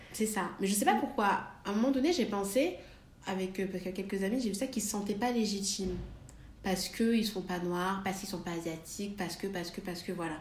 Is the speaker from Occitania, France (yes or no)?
no; Valence, Auvergne-Rhône-Alpes, France; now in Paris, France; je, viens de Valence